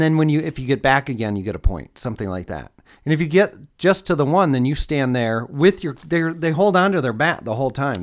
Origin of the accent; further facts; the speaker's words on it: Detroit, Michigan, United States; growing up in Metro Detroit